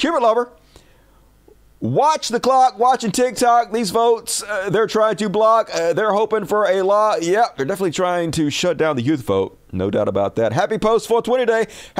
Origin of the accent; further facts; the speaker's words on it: the South, United States; accent: southern; my southern accent